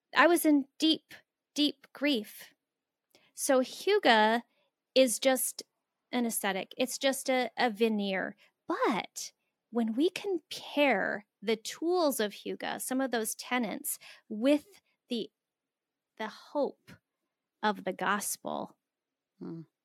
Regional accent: Phoenix, Arizona, United States; moved away as an adult; also born or lived in Florida / Central Minnesota; I grew up in the inner city of Phoenix

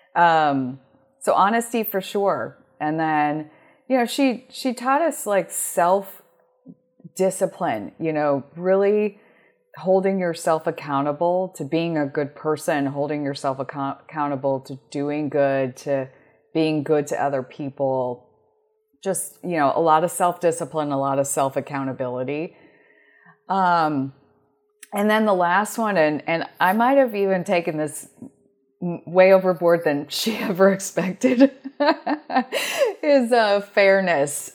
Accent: Omaha, Nebraska, United States; moved away as an adult; also born or lived in North Carolina / Florida / Colorado / Washington, D.C.; I spent thirty-one years growing up in Omaha, Nebraska before I finally moved.

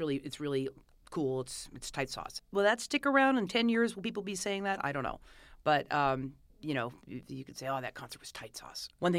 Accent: Los Angeles, California, United States; I grew up in Los Feliz, which is not Los Feliz.

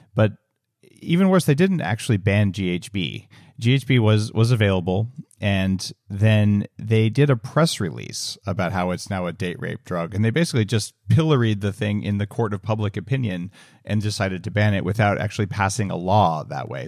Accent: New Mexico, United States; moved away as an adult; also born or lived in California; I grew up in New Mexico

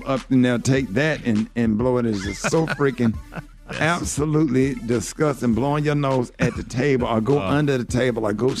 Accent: Alabama, United States; You know I'm from Alabama.

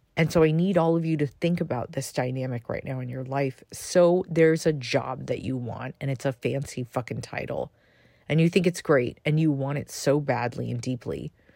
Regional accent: United States; I am American

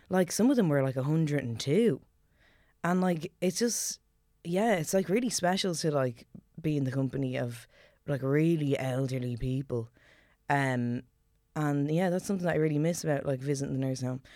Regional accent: Ireland; growing up in Celtic Ireland

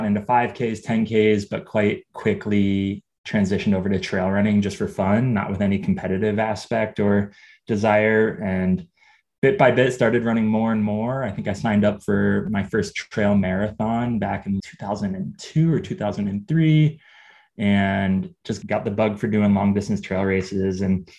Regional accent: Northeastern Ohio, United States; moved away as an adult; also born or lived in Missoula, Montana; I grew up in Northeastern Ohio playing ball sports and not running at all or doing any sort of endurance activity.

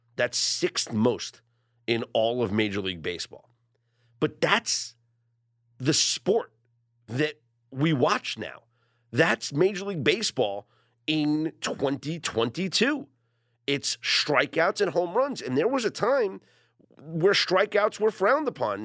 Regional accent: New York, United States; I'm the New Yorker

